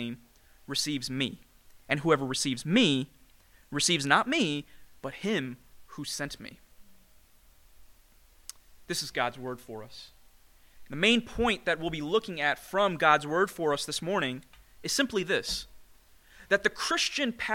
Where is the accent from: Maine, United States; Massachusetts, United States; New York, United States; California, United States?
New York, United States; New York City; Growing up as an Indian immigrant in the greatest city in the world, New York City